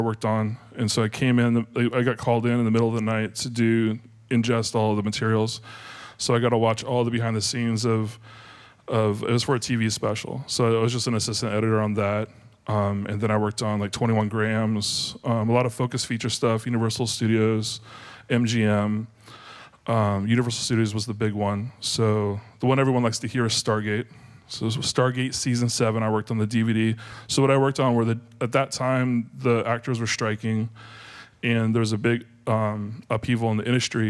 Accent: Graham, Washington, United States; I grew up near Puyallup in Graham, Washington

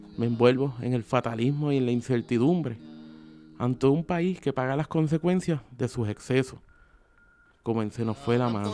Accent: Sabana Grande, Puerto Rico; also born or lived in Lajas; Originalmente de la frontera entre dos pueblos al suroeste de la isla. Iba al baño en Laja, pero dormía en Sabana Grande, glorioso pueblo del Petate, y al que con orgullo llamo mi pueblo

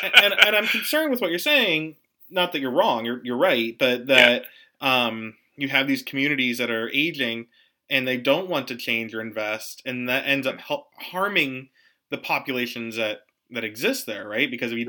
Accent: Pittsburgh, Pennsylvania, United States; growing up in Pittsburgh

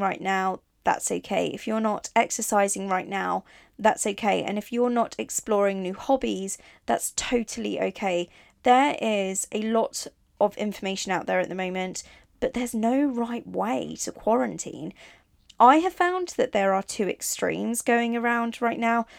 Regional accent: Italy; moved away; also born or lived in Barcelona; I grew up in Italy

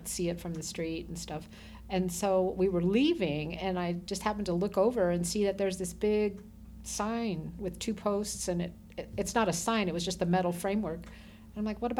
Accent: Boulder City, Nevada, United States; also born or lived in Minnesota / Moapa Valley, Nevada; I grew up in Boulder City

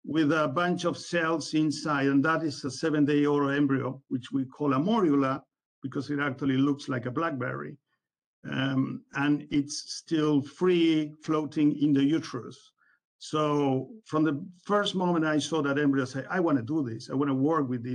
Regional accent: Uruguay; moved away as an adult; now in Pembroke, United States; I'm originally from Uruguay

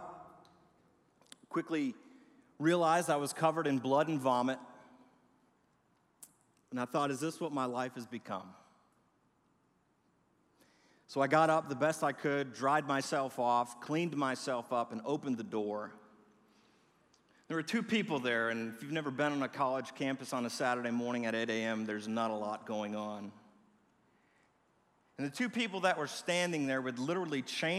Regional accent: Milwaukee, Wisconsin, United States; I grew up in Milwaukee, Wisconsin

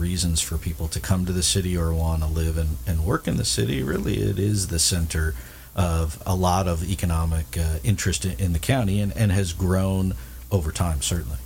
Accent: San Diego, California, United States; I grew up in San Diego

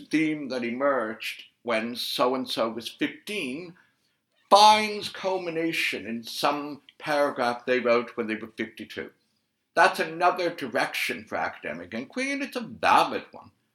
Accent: Canada; I'm Canadian

